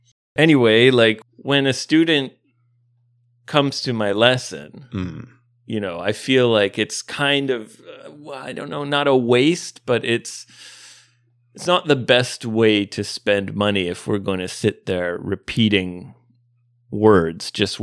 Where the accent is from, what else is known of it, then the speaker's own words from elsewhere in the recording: Canada; Because I'm Canadian?